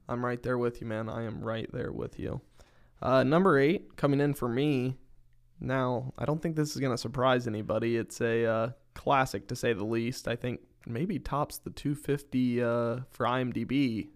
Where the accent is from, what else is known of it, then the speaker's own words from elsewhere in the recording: Northern Kentucky, United States; I am also from Northern Kentucky